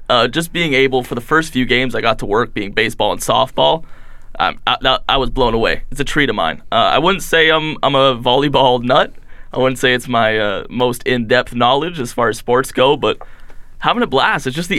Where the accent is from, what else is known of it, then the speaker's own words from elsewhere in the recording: Windsor, Ontario, Canada; moved away as an adult; Windsor, Ontario, right from the southern tip.